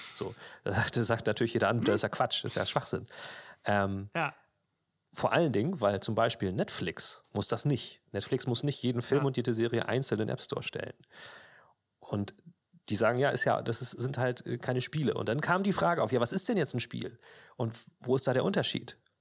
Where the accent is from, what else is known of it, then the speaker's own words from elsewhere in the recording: Germany; bei uns in Deutschland